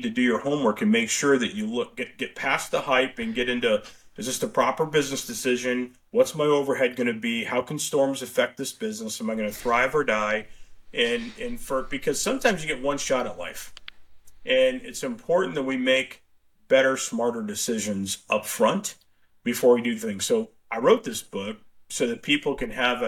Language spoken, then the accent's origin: English; Tucson, Arizona, United States; my growing up in Tucson, hence you and I went to University of Arizona, my old stomping grounds